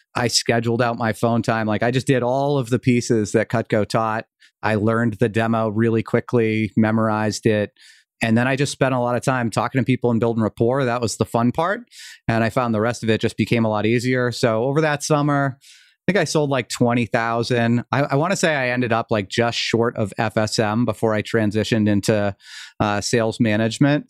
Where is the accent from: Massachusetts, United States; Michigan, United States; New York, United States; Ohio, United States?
Massachusetts, United States; outside of Boston; also born or lived in Vermont; I moved back to Massachusetts, where I grew up outside of Boston.